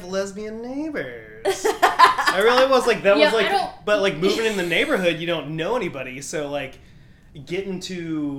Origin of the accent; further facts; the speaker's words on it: Mountain Home, Arkansas, United States; also born or lived in Shreveport, Louisiana / Maumelle, Arkansas; I am from Arkansas. I grew up in Mountain Home.